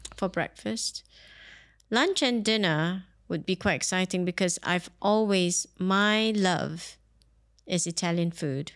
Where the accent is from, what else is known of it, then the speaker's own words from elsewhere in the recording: Singapore; now in Dubai, United Arab Emirates; I grew up in Singapore